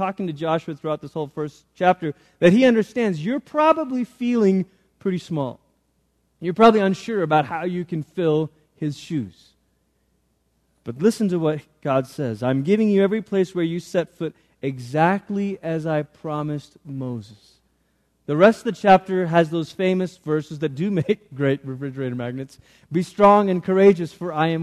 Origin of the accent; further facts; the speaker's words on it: Malaysia; now in United States; I grew up in Malaysia. I'm a Malaysian citizen